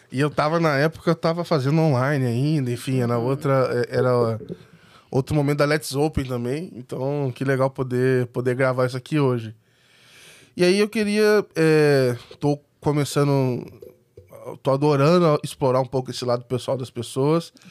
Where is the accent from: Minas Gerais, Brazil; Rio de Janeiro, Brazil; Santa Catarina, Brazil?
Rio de Janeiro, Brazil; Volta Redonda; eu sou de volta redonda.